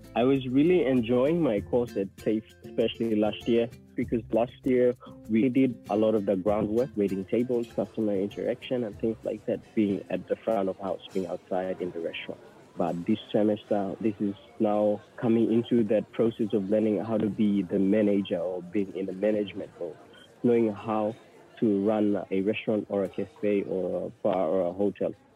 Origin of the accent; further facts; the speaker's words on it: Port Moresby, National Capital District, Papua New Guinea; moved away as an adult; now in Australia; Port Moresby is where I grew up